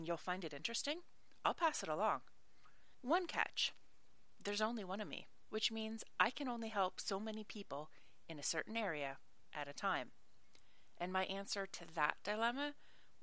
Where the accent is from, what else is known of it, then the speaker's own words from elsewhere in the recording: Nova Scotia, Canada; moved away as an adult; also born or lived in Ireland; I'm Canadian, from Nova Scotia